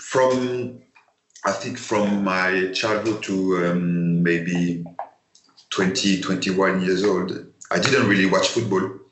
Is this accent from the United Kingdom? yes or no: no; Paris, Île-de-France, France; English is a second language; moved away as an adult; I come from Paris